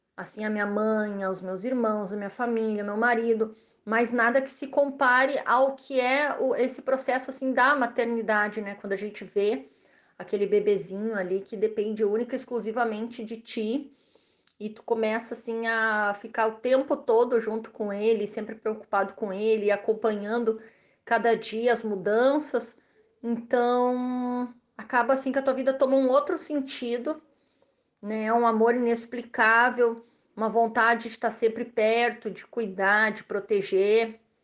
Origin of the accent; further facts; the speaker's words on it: Rio Grande do Sul, Brazil; eu sou gaúcha